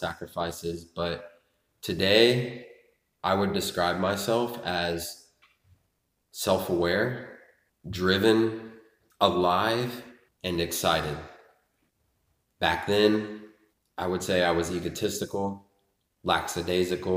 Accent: Lebanon, Ohio, United States; also born or lived in Richmond, Indiana; we moved to Lebanon, Ohio when I was 5

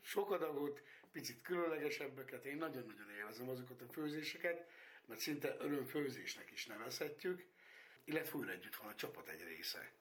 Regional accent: Tiszabő, Jász-Nagykun-Szolnok, Hungary; én nagyon szeretem ezt a falut, én itt nőttem föl

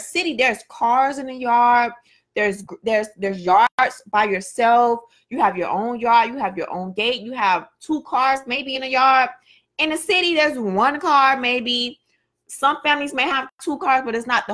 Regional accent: Miami, Florida, United States; where I grew up in a city, Liberty City

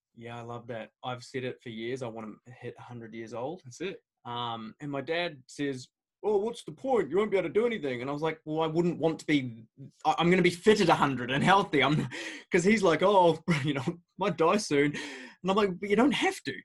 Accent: United Kingdom; moved away; I grew up in the United Kingdom

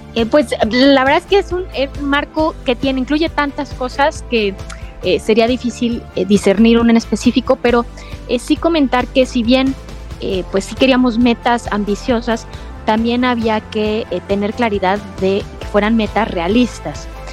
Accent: Mexico

